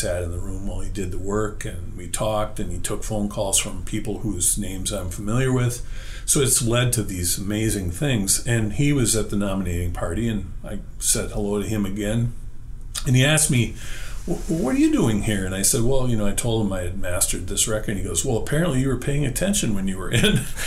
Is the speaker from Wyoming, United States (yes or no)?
no; La Crosse, Wisconsin, United States; I'm from La Crosse